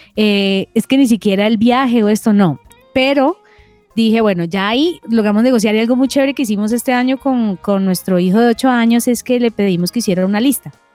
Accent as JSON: {"language": "Spanish", "town": "Cali", "region": "Valle del Cauca", "country": "Colombia", "moved": "yes", "said": "porque somos caleños"}